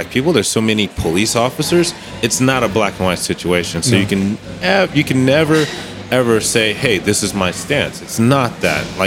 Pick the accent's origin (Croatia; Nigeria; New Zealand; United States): United States; moved away as an adult; now in Germany; as an American, as a black American